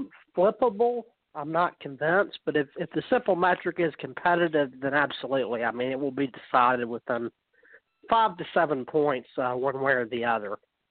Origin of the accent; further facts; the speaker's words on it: Florida, United States; now in Gwinnett County, United States; I'm a Florida native originally. I moved to Gwinnett County from Florida